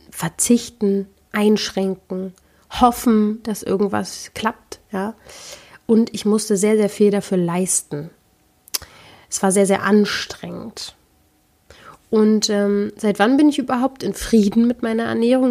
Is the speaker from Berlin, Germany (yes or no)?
yes; Berlin, Germany; ich komme ja nun mal aus Berlin